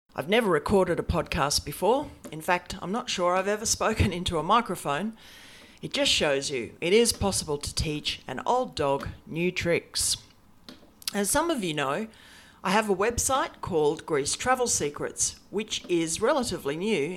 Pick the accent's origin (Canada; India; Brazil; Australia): Australia; now in Brisbane, Australia; I'm an Aussie, and in fact, I'm coming to you from my office in subtropical Brisbane, the capital of Queensland